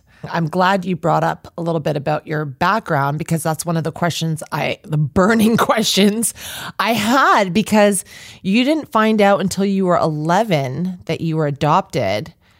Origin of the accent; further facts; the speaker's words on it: Ajax, Ontario, Canada; I'm from Durham region as well.